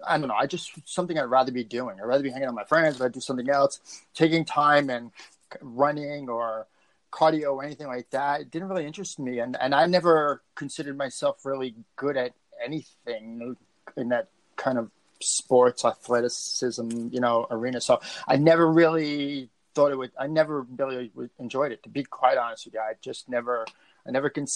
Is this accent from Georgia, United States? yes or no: no; New York City, New York, United States; I grew up in Brooklyn